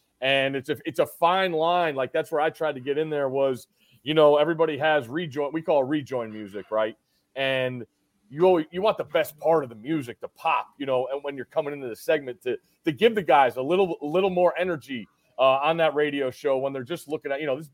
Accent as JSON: {"language": "English", "town": "New Haven", "region": "Connecticut", "country": "United States", "tie": "born or raised there", "said": "I grew up right outside New Haven, Connecticut."}